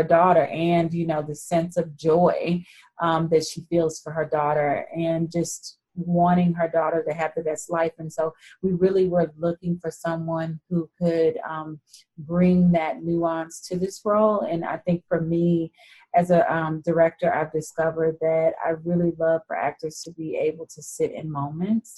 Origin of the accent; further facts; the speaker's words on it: Fort Worth, Texas, United States; I grew up in Fort Worth, Texas